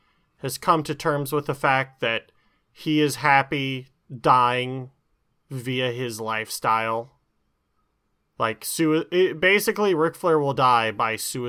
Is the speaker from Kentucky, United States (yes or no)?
yes; Kentucky, United States; I mean, I'm from Kentucky too.